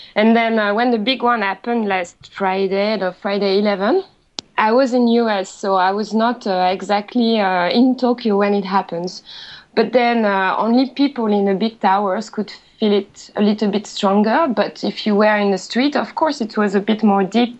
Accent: France; accent: French; English is a second language; moved away as an adult; now in Japan

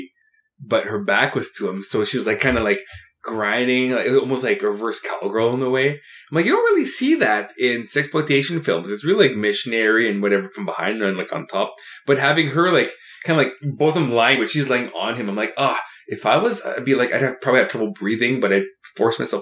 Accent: Canada; I'm Canadian

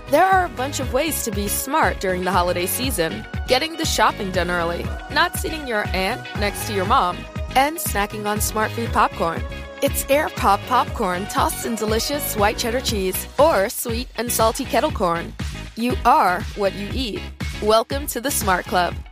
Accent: France; una estética totalmente setentera que a mí con eso y siendo francesa me tienes total y absolutamente ganado

